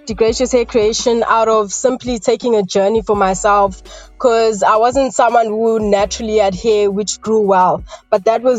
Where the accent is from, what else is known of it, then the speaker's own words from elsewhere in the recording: Newlands, KwaZulu-Natal, South Africa; I grew up in Newlands, initially first in Newlands West, which attributed to my accent a bit, although it's faded because in 2015 I moved to Newlands East.